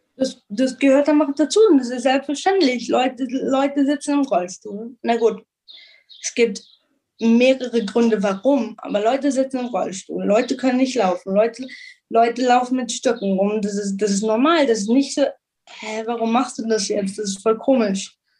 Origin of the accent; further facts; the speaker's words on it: Munich, Bavaria, Germany; moved away as an adult; also born or lived in Israel / United States; now in Jerusalem, Israel; von München, von Deutschland, aus Deutschland